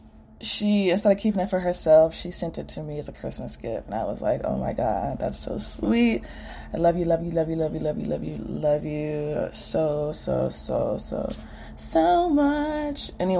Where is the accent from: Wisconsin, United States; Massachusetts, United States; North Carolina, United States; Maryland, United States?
North Carolina, United States; Greensboro; now in Atlanta, United States; I was working from home in my hometown, Greensboro